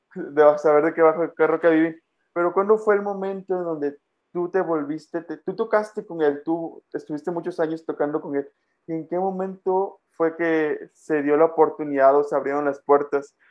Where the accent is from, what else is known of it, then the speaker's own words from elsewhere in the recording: Mexico; moved away as an adult; now in Guatemala; Yo desde los 6 años salí de Guatemala aquí a México a vivir